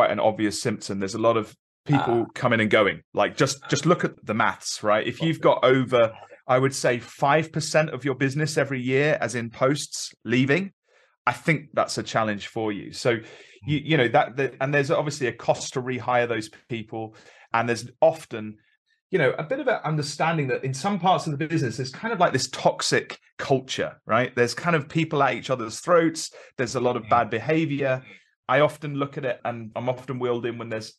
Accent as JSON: {"language": "English", "region": "London", "country": "United Kingdom", "also_born_or_lived": "Midlands", "moved": "as an adult", "lives_now": "Carmarthenshire, United Kingdom", "said": "I'm a London lad originally"}